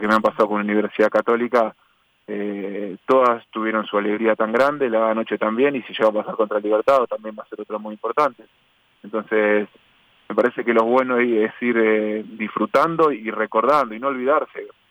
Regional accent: Ecuador; como ecuatoriano representar a, Ecuador en, las eliminatorias

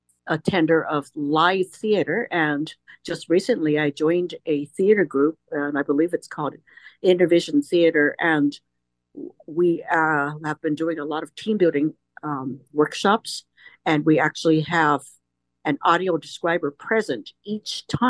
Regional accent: Sacramento, California, United States; I'm from Sacramento, California

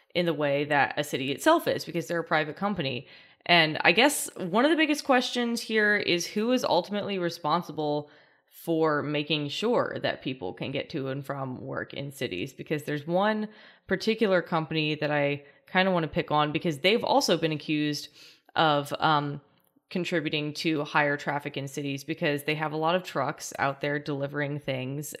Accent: New Orleans, Louisiana, United States; I'm from New Orleans

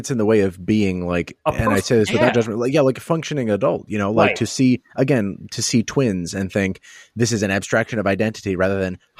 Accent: Midwest, United States; also born or lived in Southern United States; growing up in the Midwest and, you know, bits of the South

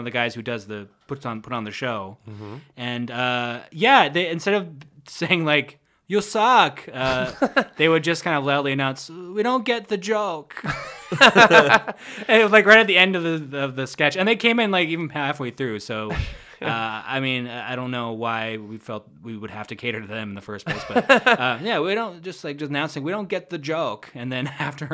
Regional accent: Manitoba, Canada; moved away as an adult; also born or lived in Kingston; I'm from Manitoba originally.

